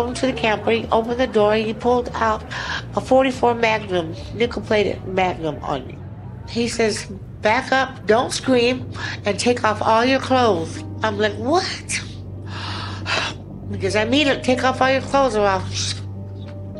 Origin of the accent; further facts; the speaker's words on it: Klamath Falls, Oregon, United States; now in Anchorage, United States; I'm originally from Klamath Falls, Oregon